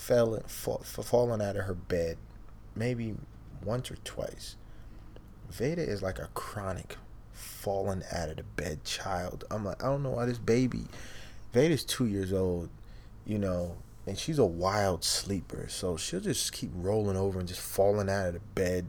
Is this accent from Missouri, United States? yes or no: no; Eastpointe, Michigan, United States; also born or lived in Canada; I was born in Canada too. Mm-hmm. You know, lived over there as a kid. Grew up over here in America. Mm-hmm. East Detroit, East Point